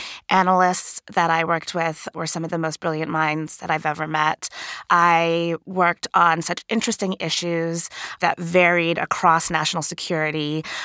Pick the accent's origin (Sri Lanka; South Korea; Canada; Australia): Sri Lanka; now in United States; I grew up in Sri Lanka, which is a country that has been war-torn for many decades